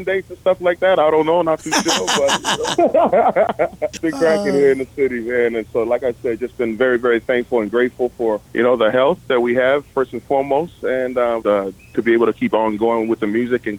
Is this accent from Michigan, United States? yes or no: no; Big Island, Hawaii, United States; we're big island boys